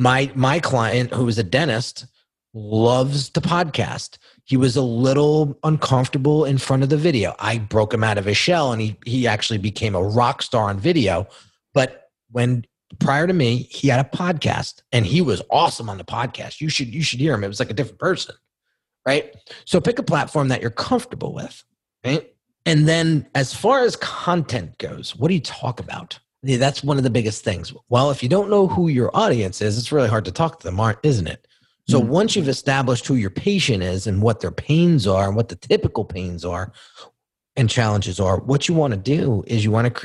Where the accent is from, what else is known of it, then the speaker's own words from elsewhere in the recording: United States; I grew up right outside New York City.